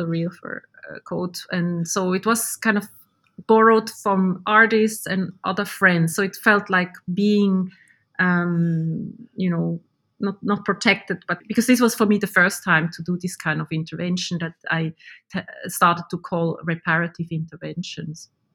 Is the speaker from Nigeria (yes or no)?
no; Switzerland; now in Finland; I was born in Switzerland